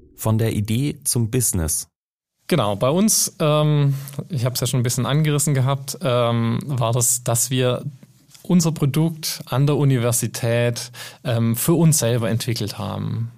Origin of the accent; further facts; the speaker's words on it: Germany; first language German; wir sind alle Deutsche hier